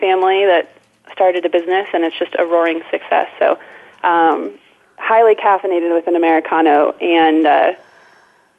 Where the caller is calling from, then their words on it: Fort Collins, Colorado, United States; also born or lived in Bay Area, California; I am also calling from Fort Collins. I'm calling from my living room, my home office.